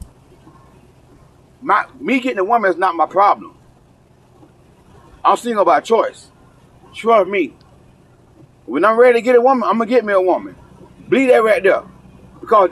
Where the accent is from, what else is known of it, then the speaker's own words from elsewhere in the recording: the South, United States; I may talk from the South because I'm from the South